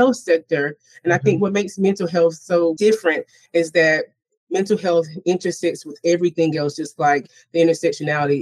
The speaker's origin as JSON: {"language": "English", "region": "the South", "country": "United States", "said": "I'm from the South"}